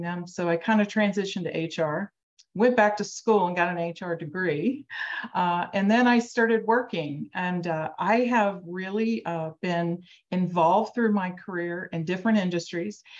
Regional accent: Cincinnati, Ohio, United States; I'm from Cincinnati, Ohio.

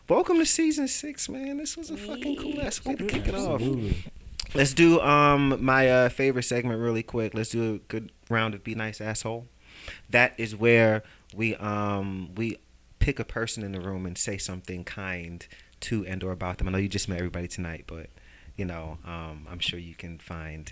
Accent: New York City, New York, United States; I'm from Brooklyn

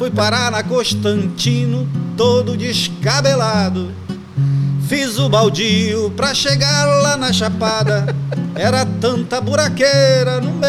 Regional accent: Terra Santa, Pará, Brazil; also born or lived in Santarém; Eu sou de, eu nasci em Santarém, mas me criei em Terra Santa. Eu me considero de fato de Terra Santa. É o interior

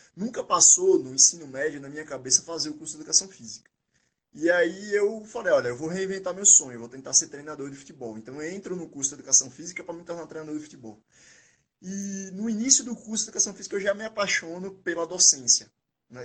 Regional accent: Aracaju, Sergipe, Brazil; moved away as an adult; now in São Paulo, Brazil; eu sou natural de Aracaju, Sergipe, né, onde fui formado, onde fui criado, onde vivi é, grande parte da minha vida.

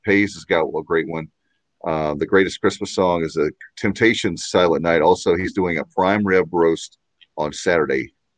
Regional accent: Williamston, North Carolina, United States; my hometown and Kyle's and Williamston

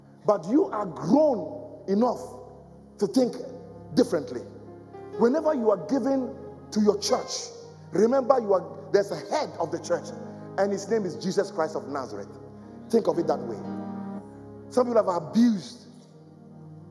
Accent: Ghana; now in London, United Kingdom; I went to Ghana, my home country, my original home country.

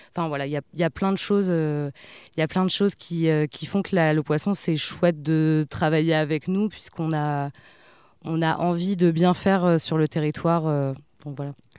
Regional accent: Le Havre, Normandy, France; also born or lived in Paris; je disais que je venais du Havre

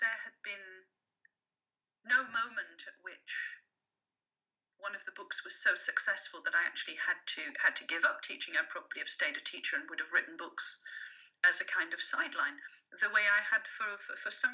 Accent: England, United Kingdom; first language French; English is a second language; French was my first language because my mother didn't speak English when she came to England. I learned English when I went to school

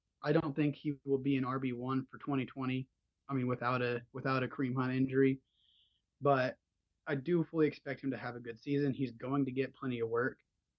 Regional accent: Norman, Oklahoma, United States; I said I was from Norman, Oklahoma.

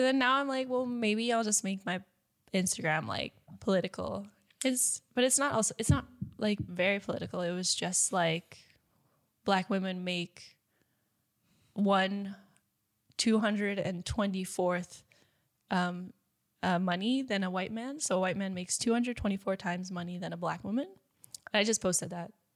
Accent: United States; moved away as an adult; I'm American

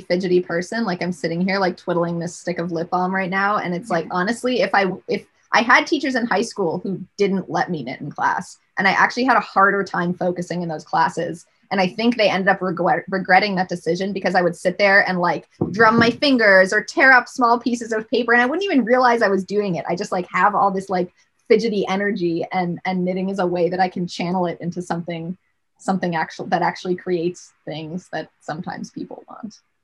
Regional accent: Rochester, New York, United States; I grew up in Rochester, New York

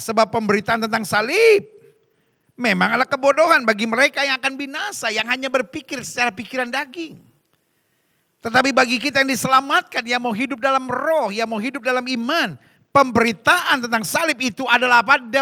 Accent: Medan, North Sumatra, Indonesia; Aku anak Medan ini. Ya kan? Apakah Medan beranak? Bukan. Berarti aku berasal dari Medan.

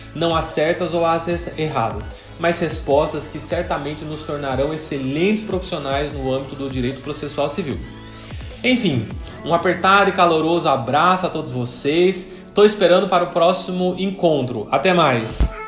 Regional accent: São José dos Campos, São Paulo, Brazil; em São José dos Campos, interior de São Paulo. Inclusive, é a cidade onde nasci. Cresci, estudei

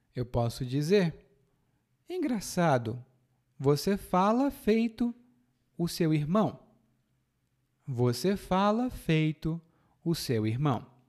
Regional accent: Fortaleza, Ceará, Brazil; na minha cidade natal é assim. Lá em Fortaleza é muito quente.

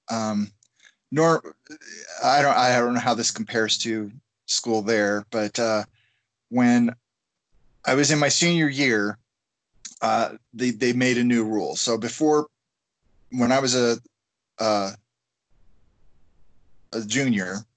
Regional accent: Colorado, United States; also born or lived in Sacramento, California / Hawaii; I was born in Sacramento, California, in the U.S. Obviously, um, yeah. And we moved to Colorado when I was ten. Sweet. And have lived here except for grad school and the military all my life now.

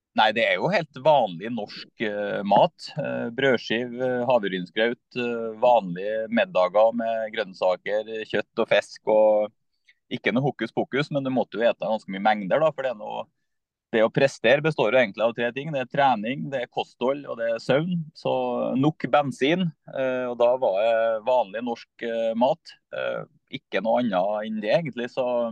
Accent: Skogn, Trøndelag, Norway; moved away as an adult; now in Trondheim, Norway; Jeg er fra Skogn i Nord-Trøndelag, eh, men har bodd i Trondheim nå i snart eh, ja, 20 år.

